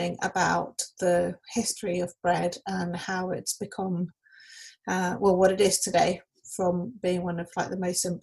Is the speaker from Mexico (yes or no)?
yes; Mexico; now in London, United Kingdom; I currently live in London, but I'm originally from Mexico, where I was born and raised.